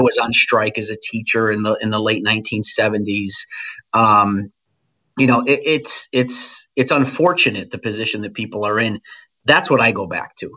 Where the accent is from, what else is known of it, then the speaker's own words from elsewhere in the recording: New England, United States; growing up in New England in the 80s and 90s